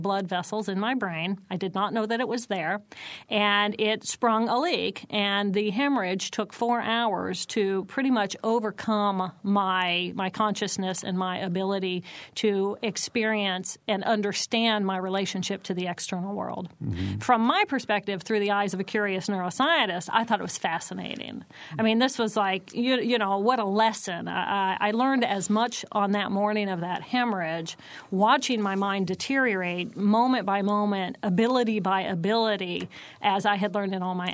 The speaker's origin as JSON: {"language": "English", "town": "Terre Haute", "region": "Indiana", "country": "United States", "tie": "born or raised there", "lives_now": "Bloomington, United States", "said": "I grew up in Terre Haute"}